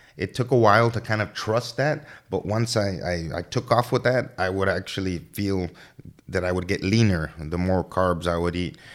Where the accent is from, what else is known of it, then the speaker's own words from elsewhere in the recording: Laredo, Texas, United States; I'm from Laredo. born and raised here